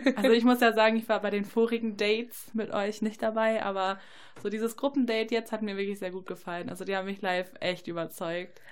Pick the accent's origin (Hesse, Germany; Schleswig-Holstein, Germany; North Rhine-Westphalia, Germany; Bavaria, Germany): North Rhine-Westphalia, Germany; near Paderborn; Ich komme aus der Nähe von Paderborn